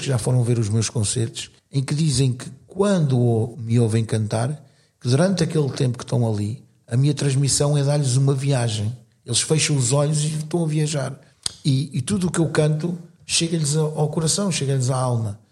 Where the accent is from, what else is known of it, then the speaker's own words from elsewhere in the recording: Cascais, Lisbon, Portugal; also born or lived in northern Portugal; now in Sintra, Portugal; sou natural do Estoril, Cascais, aunque tenha vivido pelo norte do país, vivi cerca de talvez 15, 16 anos